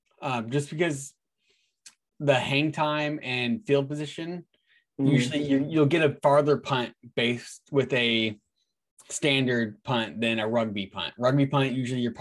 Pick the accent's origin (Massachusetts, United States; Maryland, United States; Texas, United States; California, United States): California, United States; Tracy; moved away as an adult; also born or lived in Havre, Montana; Growing up in California, I grew up in Tracy, California